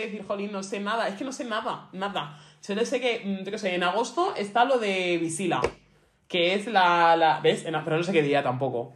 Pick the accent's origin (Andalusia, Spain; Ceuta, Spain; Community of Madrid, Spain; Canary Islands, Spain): Community of Madrid, Spain; Getafe; yo siempre te voy a decir que soy de Getafe